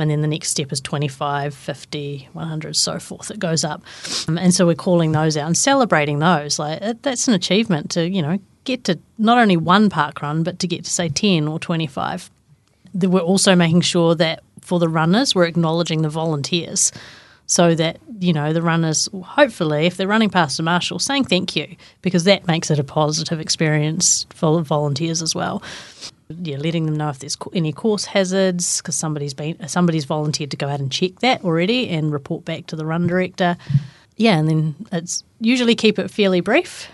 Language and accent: English; Great Barrier Island, Auckland, New Zealand; I grew up on Great Barrier Island